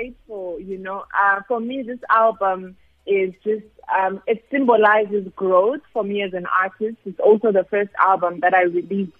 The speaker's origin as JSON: {"language": "English", "country": "Zimbabwe", "moved": "yes", "lives_now": "South Africa", "said": "I am originally from Zimbabwe"}